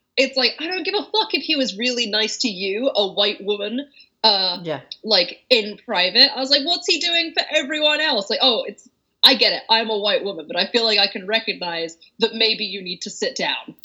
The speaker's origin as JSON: {"language": "English", "region": "England", "country": "United Kingdom", "said": "I'm from England"}